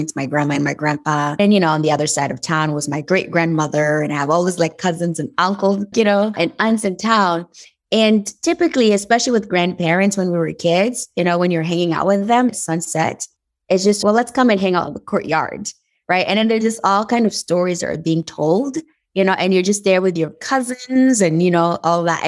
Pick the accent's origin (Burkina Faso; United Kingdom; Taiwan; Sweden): Burkina Faso; Dori, Sahel; English is a second language; moved away as an adult; now in United States; I was born and raised in Burkina Faso. And Burkina Faso is a country that is located in West Africa. And the town where I was born actually is called Dori